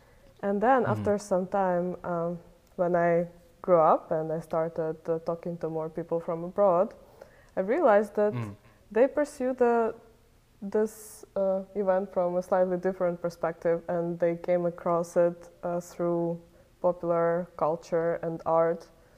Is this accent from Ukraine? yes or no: yes; Kyiv, Ukraine; somebody growing up in Kyiv, Ukraine